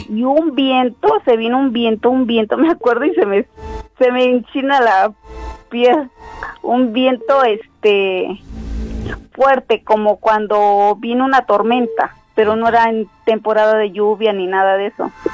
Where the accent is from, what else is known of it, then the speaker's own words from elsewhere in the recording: Guerrero, Mexico; now in State of Mexico, Mexico; de aquí del Estado de México, pero yo ah, soy del Estado de Guerrero